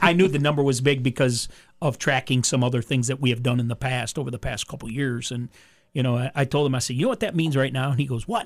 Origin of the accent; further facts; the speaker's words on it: Monroe, Michigan, United States; my hometown in Monroe or where I live now